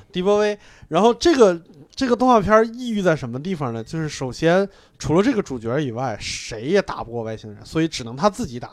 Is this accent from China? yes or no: yes; Hebei, China; 我河北人